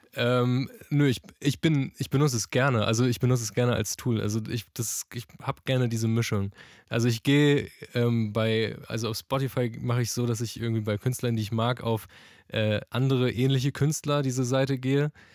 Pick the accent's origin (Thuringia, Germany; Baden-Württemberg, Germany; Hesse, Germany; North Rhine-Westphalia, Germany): Hesse, Germany; Frankfurt; ich komme auch aus Frankfurt